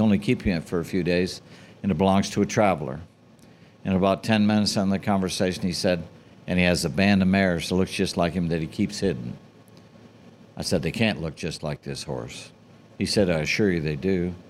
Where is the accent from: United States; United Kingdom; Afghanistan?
United Kingdom; England; Being an English girl, not everybody knows that, but chain of stores in England, you know.